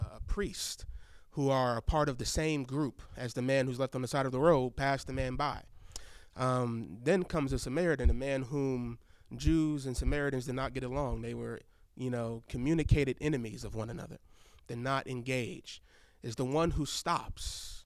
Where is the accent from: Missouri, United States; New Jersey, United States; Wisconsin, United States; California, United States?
Wisconsin, United States; Milwaukee; moved away as an adult; also born or lived in Chicago, Illinois; now in Fayetteville, United States; I grew up in Milwaukee.